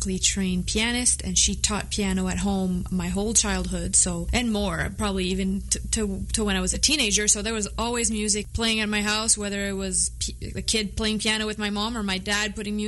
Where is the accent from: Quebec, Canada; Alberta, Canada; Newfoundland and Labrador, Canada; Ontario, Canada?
Quebec, Canada; Montreal; first language French; English is a second language; I grew up in Montreal, Quebec. My first language is French